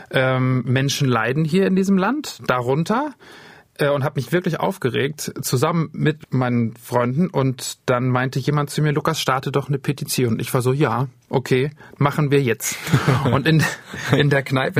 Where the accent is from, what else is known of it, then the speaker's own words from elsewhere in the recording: Wismar, Mecklenburg-Vorpommern, Germany; moved away; also born or lived in Sweden; in Wismar geendet, wo ich herkomme